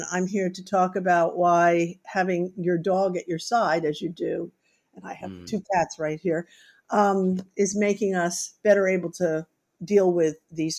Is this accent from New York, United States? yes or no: yes; New York City, New York, United States; I grew up in New York City without any pets